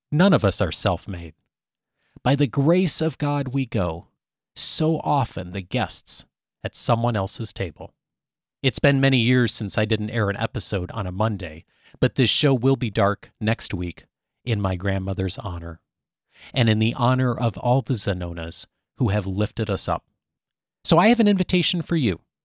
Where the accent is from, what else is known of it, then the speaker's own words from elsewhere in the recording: Chicago, Illinois, United States; moved away; I hail originally from the Chicago area, still the home of my parents and most of my extended family